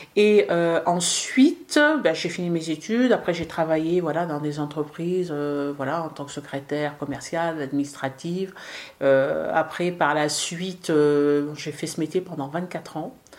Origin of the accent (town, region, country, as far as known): France; born or raised there; also born or lived in Casablanca, Morocco